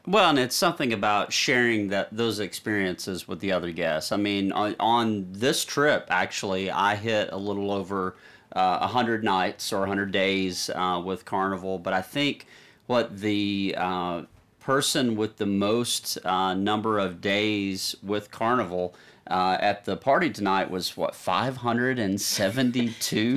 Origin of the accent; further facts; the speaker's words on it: Nashville, Tennessee, United States; we're from Nashville, Tennessee, Music City